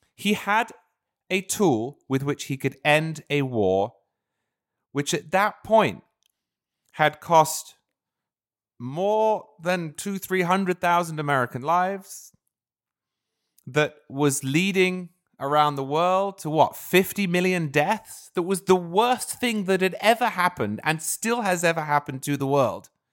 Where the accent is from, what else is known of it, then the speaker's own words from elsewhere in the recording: United Kingdom; now in United States; I'm originally British